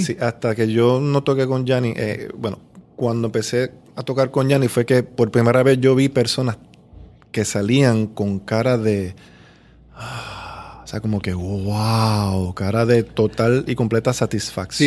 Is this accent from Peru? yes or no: no; Río Grande, Puerto Rico; also born or lived in Miami, Florida; nací en Atorrey, pero me creí en el pueblo de Río Grande. O sea que yo digo que soy de Río Grande